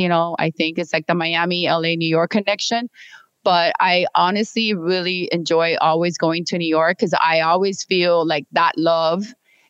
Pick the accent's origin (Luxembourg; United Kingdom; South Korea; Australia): United Kingdom; England; To sorry, I'm English. Even though I went to school here.